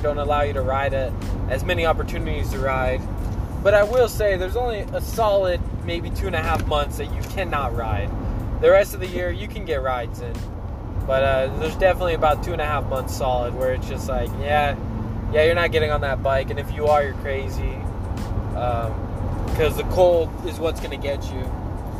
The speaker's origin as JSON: {"language": "English", "town": "Anaheim", "region": "California", "country": "United States", "tie": "born or raised there", "moved": "yes", "said": "Born and raised in Anaheim"}